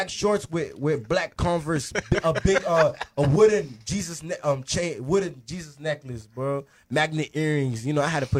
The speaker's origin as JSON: {"language": "English", "town": "Lake Worth", "region": "Florida", "country": "United States", "said": "I'm from Lake Worth."}